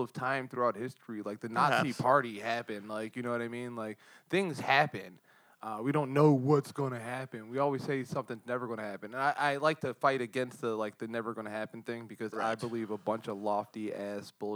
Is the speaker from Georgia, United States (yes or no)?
no; Montgomery County, Pennsylvania, United States; moved away; I'm from Montgomery County, but I say Philadelphia.